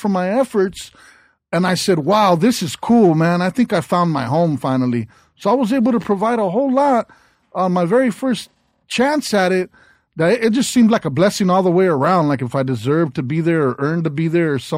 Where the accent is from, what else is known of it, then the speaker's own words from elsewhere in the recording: South Gate, California, United States; I grew up in Southgate